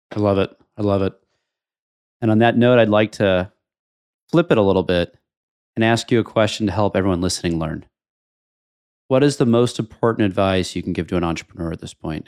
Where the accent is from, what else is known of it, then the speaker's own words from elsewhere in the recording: New York City, New York, United States; I'm a New Yorker